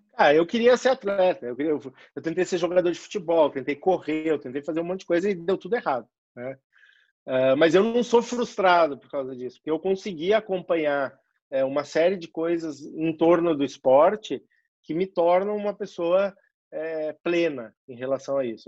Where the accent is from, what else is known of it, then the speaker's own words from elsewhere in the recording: Rio Grande do Sul, Brazil; moved away as an adult; also born or lived in Porto Alegre; now in São Paulo, Brazil; sou gaúcho